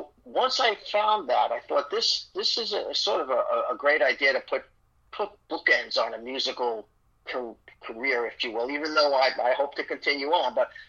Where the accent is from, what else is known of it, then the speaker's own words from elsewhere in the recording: Ireland; I'm Irish, so I can't tell a short story.